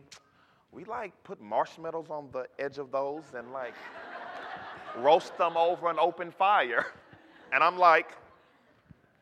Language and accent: English; Dallas, Texas, United States; I'm from Oak Cliff